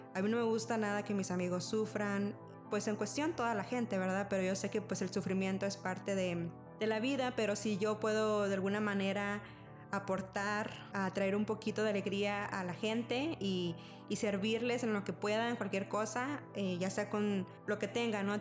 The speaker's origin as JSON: {"language": "Spanish", "area": "Rio Grande Valley", "region": "Texas", "country": "United States", "tie": "born or raised there", "also_born_or_lived": "Mexico", "moved": "as an adult", "lives_now": "Austin, United States", "said": "soy mexicana, pero crecí casi toda mi vida en el Valle de Texas"}